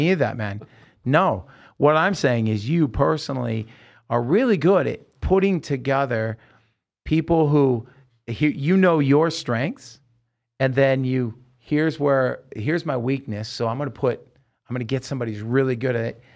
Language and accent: English; Salem, Oregon, United States; we're growing up in Salem, Oregon